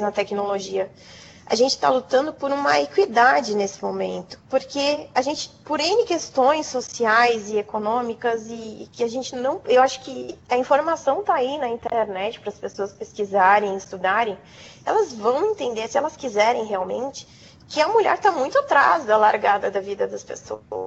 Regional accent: coast of São Paulo, Brazil; Sou do litoral de São Paulo

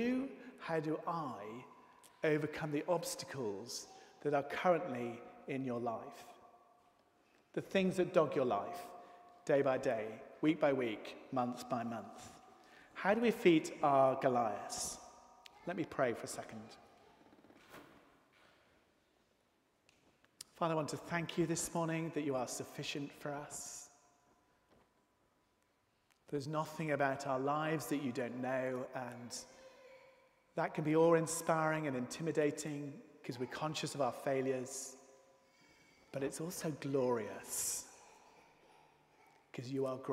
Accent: United Kingdom; One of the aspects of being British

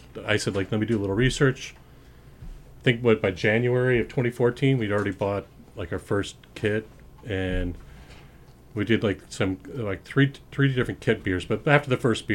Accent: Spokane, Washington, United States; moved away as an adult; now in Long Island, United States; I grew up out in the Pacific Northwest, Spokane, Washington

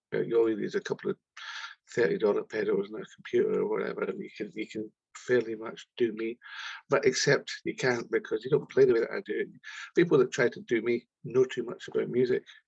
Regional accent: Scotland, United Kingdom; we're just like two wee Scottish kids talking like that, Ken, because we come from Scotland

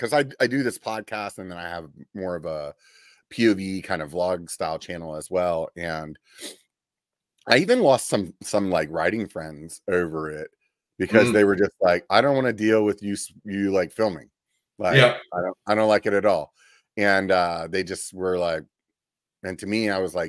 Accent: Pennsylvania, United States; moved away; also born or lived in Northern California; I'm from Pennsylvania originally, and we would ride in the snow and in the winter

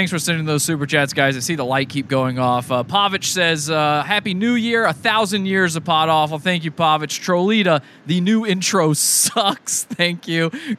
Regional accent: Virginia, United States; I'm from Virginia.

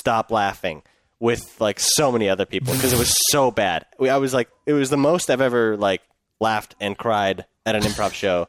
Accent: Burnaby, British Columbia, Canada; also born or lived in Iran; I was born in Iran. Yeah. And I grew up in Burnaby.

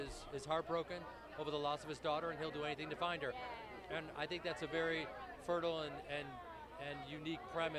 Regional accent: Chicago, Illinois, United States; And she's from Cleveland, I'm from Chicago.

